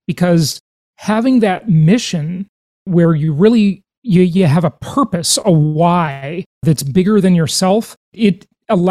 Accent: Los Angeles, California, United States; I grew up mostly in Los Angeles

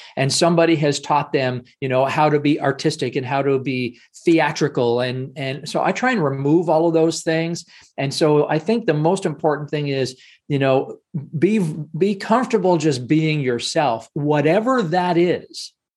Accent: Canada; I'm Canadian

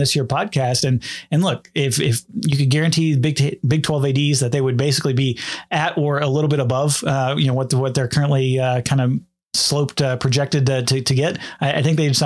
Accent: Big 12 country, United States; I grew up in Big 12 country

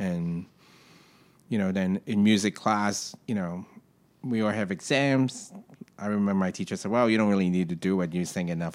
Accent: Hong Kong; moved away as an adult; now in New York, United States; where I grew up in Hong Kong is very tight

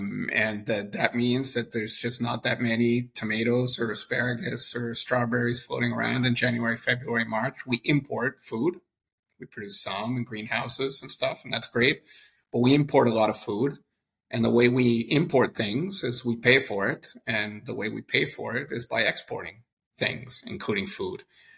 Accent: Canada; I think as a Canadian who lived around 20 years of my life abroad, maybe you start seeing your own country with a little bit of critical distance.

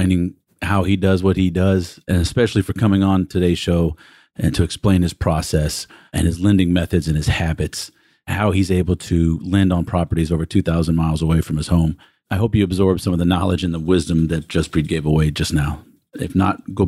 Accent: Texas, United States; accent: Texan; now in Katy, United States; I should say Texan more than English

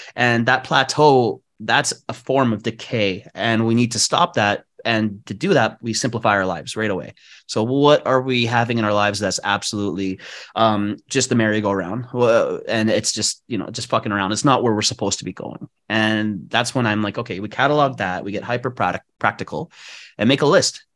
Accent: Vancouver, British Columbia, Canada; moved away as an adult; also born or lived in Bali, Indonesia; I was born and raised in East Vancouver

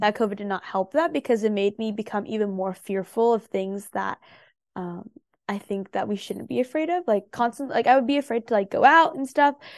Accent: San Jose, California, United States; I grew up in the Bay Area, and so that is San Jose, California.

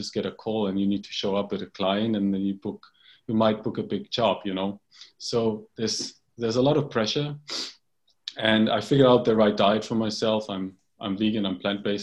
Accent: Bavaria, Germany; I grew up in Germany in a little village in Bavaria in the south of Germany

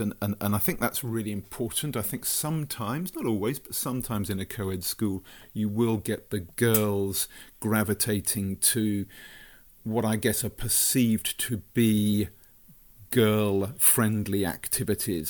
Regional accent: Brighton, South East England, United Kingdom; born and brought up in Brighton

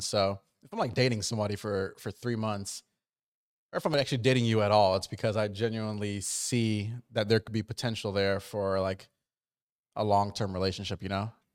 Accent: New Jersey, United States; moved away; I grew up on the East Coast, but I grew up, like, in Jersey

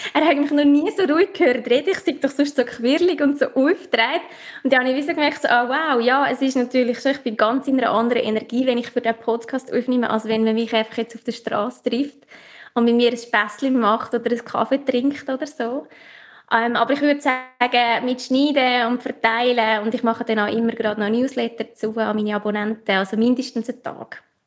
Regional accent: Obwalden, Switzerland; accent: Obwalden dialect; Ich komme aus, aus Obwalden, vielleicht auch in meinem Dialekt

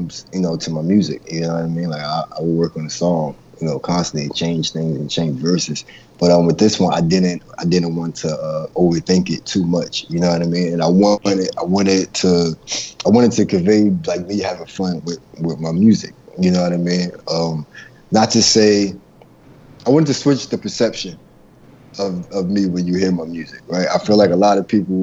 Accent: New York, United States; also born or lived in Baltimore; I'm from New York

